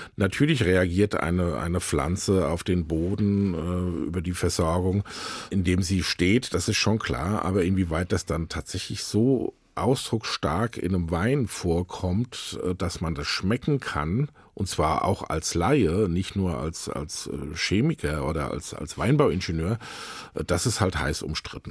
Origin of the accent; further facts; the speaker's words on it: Eltville, Hesse, Germany; Ich bin Rheingauer, ich bin da tatsächlich in Eltville geboren, im Krankenhaus, was es nicht mehr gibt